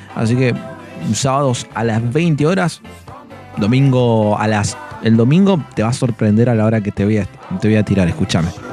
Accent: Valcheta, Río Negro, Argentina; los que somos de Valcheta

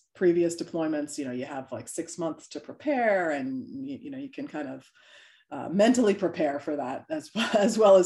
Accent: New York, United States; now in Delaware, United States; I'm originally from New York, so I'm a New Yorker at heart

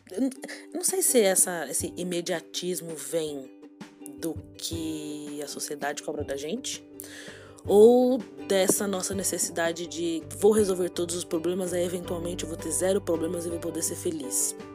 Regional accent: São Paulo, Brazil; Vamos eu sou, sou paulista, eu moro aqui em São Paulo, capital.

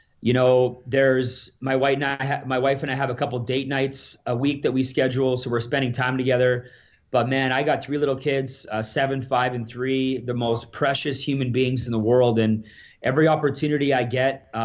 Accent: Alberta, Canada; So I'm from Alberta here

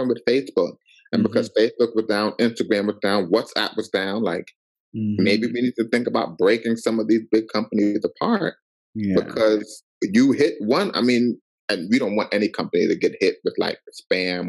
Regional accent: New York City, New York, United States; also born or lived in Jersey City / Washington, D.C.; I was grateful where I grew up in Queens.

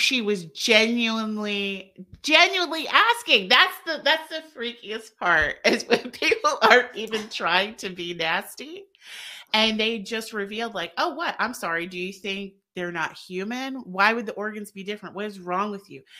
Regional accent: the South, United States; we're both from the South

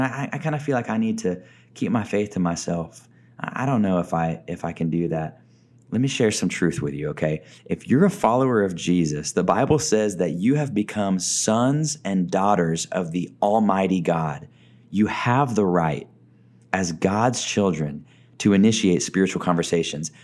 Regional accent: Texas, United States; also born or lived in Oklahoma / Arkansas; now in Tucson, United States; I grew up in Texas, lived in Oklahoma for a little bit of my life as well

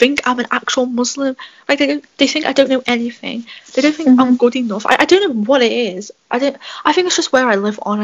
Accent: England, United Kingdom; because I am British. I was born and raised here. I don't know any other difference. Like, if you took me away from England, I wouldn't know what

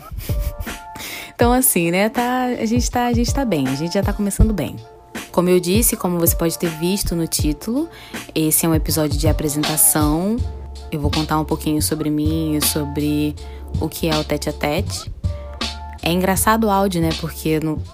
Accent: Niterói, Rio de Janeiro, Brazil; Eu nasci no Hospital Antônio Pedro, aqui em Niterói. Eu sou de Niterói, Rio de Janeiro

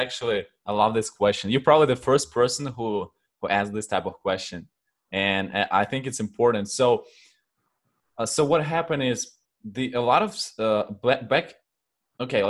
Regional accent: Ukraine; English is a second language; also born or lived in Poland; now in United States; I'm originally from Ukraine, and then I moved to Poland. I used to live in Poland and a few other countries in Europe.

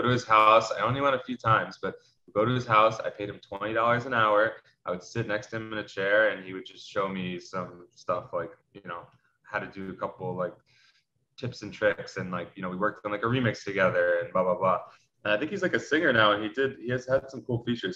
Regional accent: New York City, New York, United States; growing up in New York City, um, you know, I went to a big high school around 3,000 kids.

